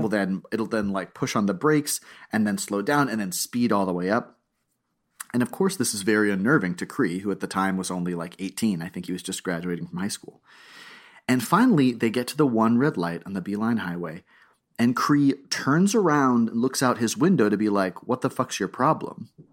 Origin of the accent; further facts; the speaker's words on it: South Florida, United States; I'm from South Florida